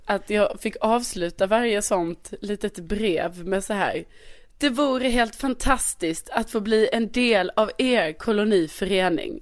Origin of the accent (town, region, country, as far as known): Skåne, Sweden; also born or lived in Värmland